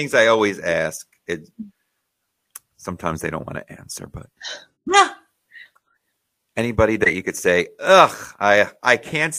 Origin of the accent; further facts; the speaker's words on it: Sayreville, New Jersey, United States; And I'm from Sayreville, New Jersey.